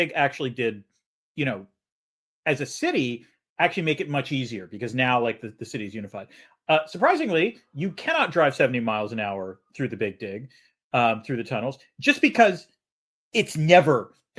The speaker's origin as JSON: {"language": "English", "town": "Boston", "region": "Massachusetts", "country": "United States", "said": "And I'm from Boston."}